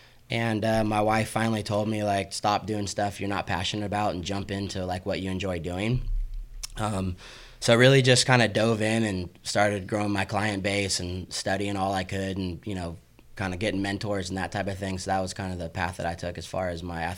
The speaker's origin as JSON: {"language": "English", "town": "Sacramento", "region": "California", "country": "United States", "tie": "born or raised there", "also_born_or_lived": "Abilene, Texas / Houston, Texas", "said": "We're born and raised here in Sacramento. We grew up in the Natomas area and all graduated from Natomas High School."}